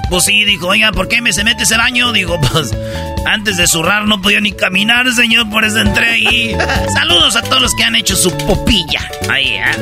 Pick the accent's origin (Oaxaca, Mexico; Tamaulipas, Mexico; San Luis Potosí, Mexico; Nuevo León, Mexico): Nuevo León, Mexico; Monterrey; Yo soy de Monterrey